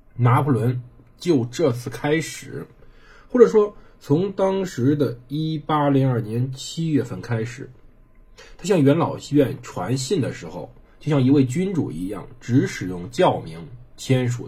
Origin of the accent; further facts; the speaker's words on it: China; 我们中国人